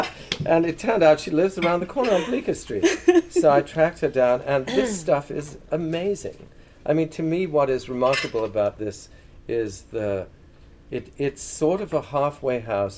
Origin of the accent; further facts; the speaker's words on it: England, United Kingdom; when I grew up in England, pub hours were so restricted.